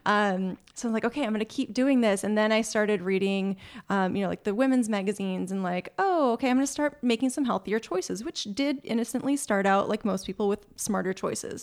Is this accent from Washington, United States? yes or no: no; Minnesota, United States; moved away as an adult; also born or lived in Wisconsin; now in California, United States; I'm originally from Minnesota.